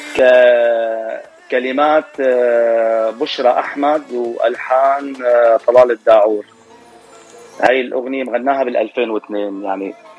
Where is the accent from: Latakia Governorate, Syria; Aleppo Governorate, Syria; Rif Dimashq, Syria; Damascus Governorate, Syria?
Latakia Governorate, Syria; moved away as an adult; now in Dearborn Heights, United States; انا من سوريا من محافظه اسمها اللاذقيه